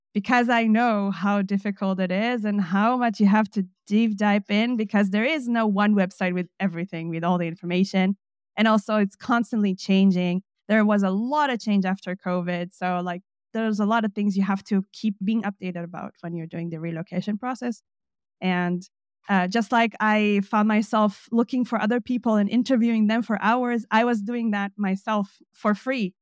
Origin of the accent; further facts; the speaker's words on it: Jerusalem, Jerusalem District, Israel; moved away as an adult; now in Leipzig, Germany; I'm originally from Israel. I was born in Jerusalem